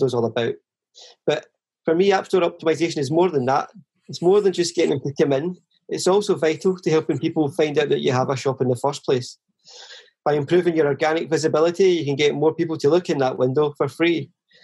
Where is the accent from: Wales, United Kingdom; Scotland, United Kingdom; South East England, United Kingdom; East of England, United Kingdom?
Scotland, United Kingdom; Vale of Leven; also born or lived in Chelsea, London; now in London, United Kingdom; I was born and raised in the Vale of Leven, which is a small town near Loch Lomond.